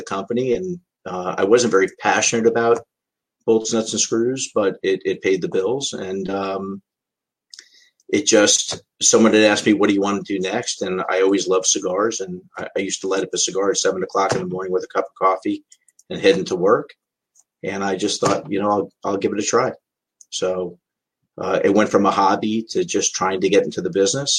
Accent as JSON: {"language": "English", "town": "Miami", "region": "Florida", "country": "United States", "tie": "born or raised there", "said": "I'm born and raised in Miami"}